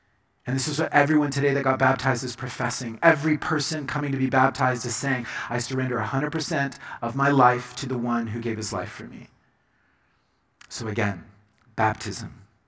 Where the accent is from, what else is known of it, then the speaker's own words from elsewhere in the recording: Colombia; I was growing up in Colombia. And my parents were missionaries, and this was my baptism.